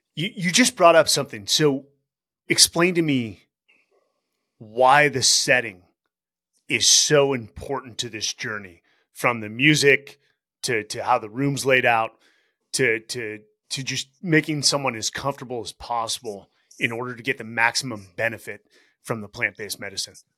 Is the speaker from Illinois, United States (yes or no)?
no; Bay Area, California, United States; we're from the Bay Area.